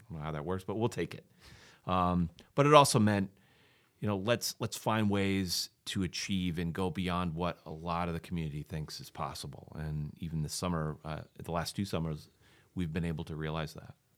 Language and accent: English; Maquoketa, Iowa, United States; moved away as an adult; also born or lived in Ohio; I'm from Macocota originally. I grew up there, went to high school